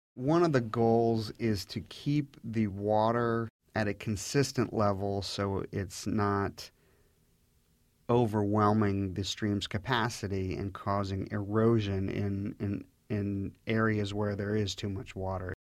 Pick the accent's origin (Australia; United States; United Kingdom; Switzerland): United States; Orange Hunt area, near Huntsman Reservoir, Virginia; I grew up in the Orange Hunt area, um, very close to the Huntsman Reservoir